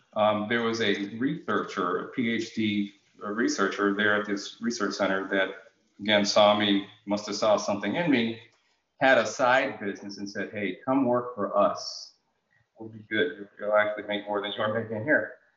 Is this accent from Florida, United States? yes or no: no; Bloomfield, Connecticut, United States; also born or lived in Jamaica / Hartford, Connecticut; I grew up in in the Bloomfield, Connecticut area.